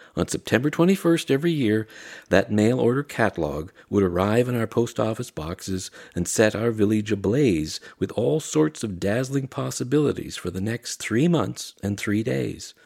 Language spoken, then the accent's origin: English; Barry's Bay, Ontario, Canada; also born or lived in Pembroke, Ontario; I was born in Pembroke, raised in Barry's Bay